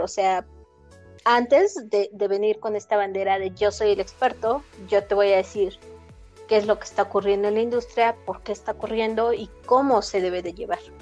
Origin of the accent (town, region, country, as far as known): Mexico